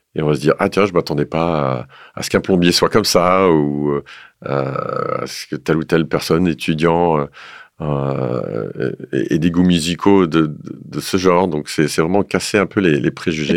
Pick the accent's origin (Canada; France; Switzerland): France; the North, northern France; je viens du Nord